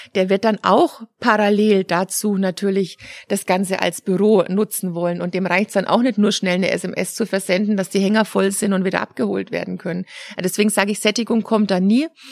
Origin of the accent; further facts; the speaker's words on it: Germany; als Deutscher